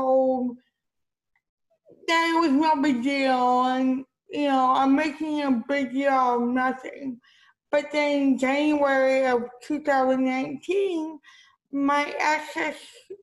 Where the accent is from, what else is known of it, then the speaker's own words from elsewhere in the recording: Miami, Florida, United States; also born or lived in Beirut, Lebanon; I was born in Beirut, Lebanon. I was adopted at 10 months old. I grew up in Miami